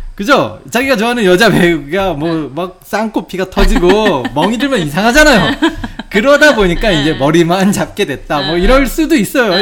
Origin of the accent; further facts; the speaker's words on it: South Korea; now in Japan; 제 고향의 그 음식